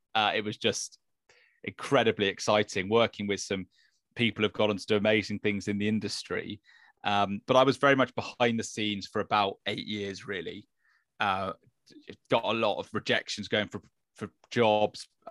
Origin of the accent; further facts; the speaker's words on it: London, United Kingdom; born and bred in London, and I went to King's School in Wimbledon